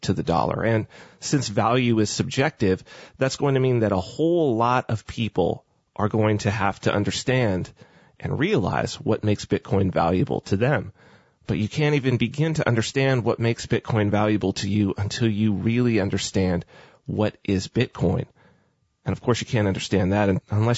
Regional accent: United States; myself being American

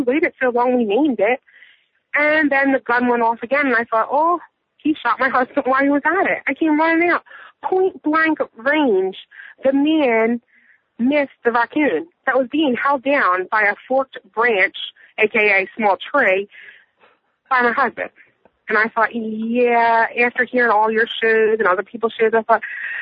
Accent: Philadelphia, Pennsylvania, United States; moved away as an adult; We're from Philadelphia

